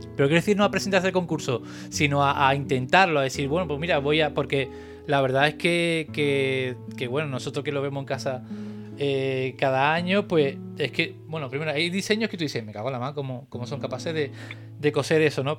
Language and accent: Spanish; Cádiz, Andalusia, Spain; yo soy de Cádiz